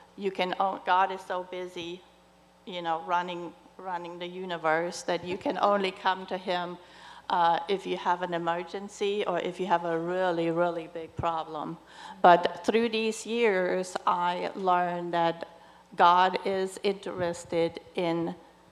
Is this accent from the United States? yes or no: no; Germany; moved away; I'm originally from Germany, and so my family's not here